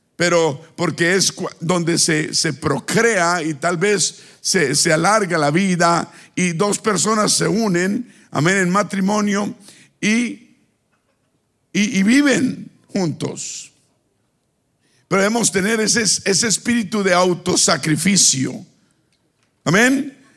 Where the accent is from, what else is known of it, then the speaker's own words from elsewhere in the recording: Bucaramanga, Santander, Colombia; moved away; Bucaramanga, donde yo vivía